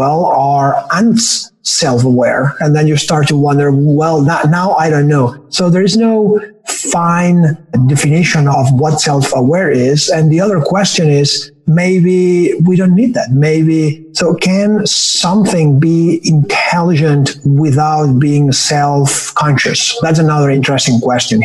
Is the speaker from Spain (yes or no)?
yes; Barcelona, Catalonia, Spain; English is a second language; now in Bay Area, United States; I am from Barcelona.